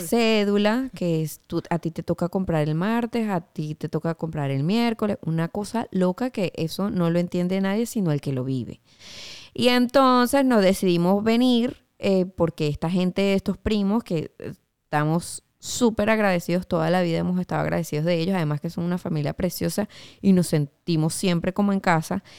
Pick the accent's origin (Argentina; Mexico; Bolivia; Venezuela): Venezuela; moved away as an adult; Como venezolana